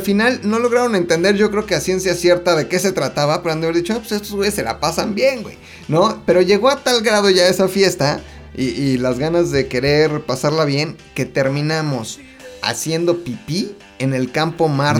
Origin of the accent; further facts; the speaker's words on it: Mexico; somos los mexicanos